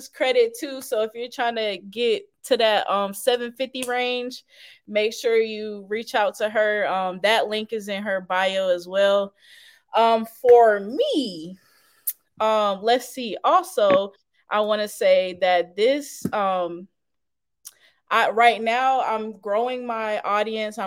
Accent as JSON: {"language": "English", "town": "Fayetteville", "region": "North Carolina", "country": "United States", "tie": "born or raised there", "also_born_or_lived": "Charlotte, North Carolina", "said": "my hometown, Fayetteville"}